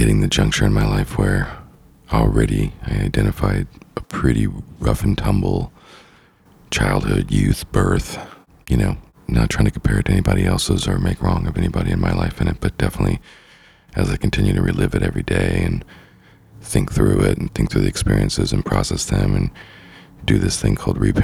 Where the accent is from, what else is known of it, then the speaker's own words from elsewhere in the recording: Idaho, United States; growing up in Idaho, you know, in the Northwest